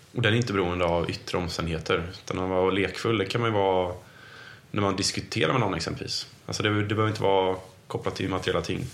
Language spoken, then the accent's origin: Swedish; Sweden; vi i Sverige